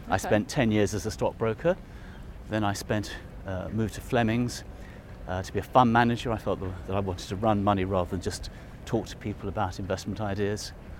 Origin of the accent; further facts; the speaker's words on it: London, United Kingdom; I'm a Londoner. I think it's a real privilege to live in London